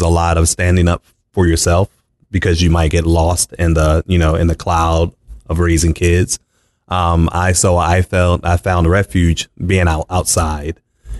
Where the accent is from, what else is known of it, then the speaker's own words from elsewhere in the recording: Baltimore, Maryland, United States; moved away as an adult; also born or lived in Arizona; I was born and raised in Baltimore, Maryland.